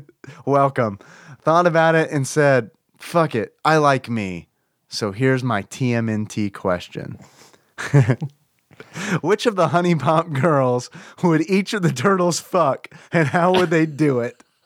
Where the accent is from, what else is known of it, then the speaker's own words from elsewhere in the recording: the South, United States; accent: southern; I hear my southern accent